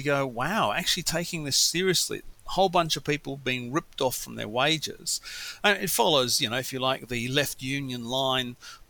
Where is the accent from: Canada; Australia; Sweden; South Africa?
Australia; Western Australia; moved away; Albeit, you know, I grew up in Western Australia, which didn't have many railway lines, and where it did, there was only a limited number of level crossings left.